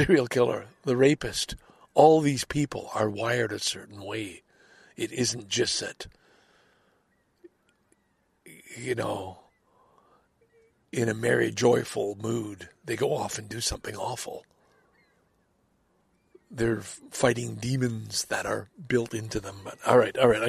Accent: Salaberry-de-Valleyfield, Quebec, Canada; now in Scarborough, Canada; I grew up in Valleyfield, Quebec

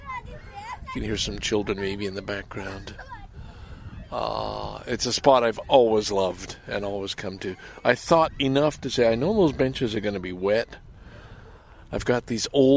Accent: Lachine, Quebec, Canada; moved away as an adult; also born or lived in Valleyfield / Vancouver; have a connection to Lachine, my hometown

